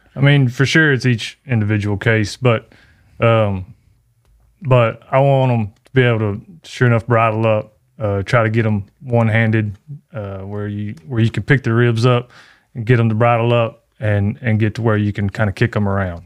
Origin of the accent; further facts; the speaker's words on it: Canton, Texas, United States; right here in my hometown